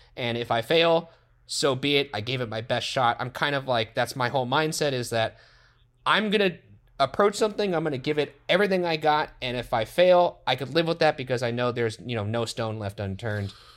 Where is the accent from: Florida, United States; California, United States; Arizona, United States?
California, United States; Los Angeles; we grew up in Los Angeles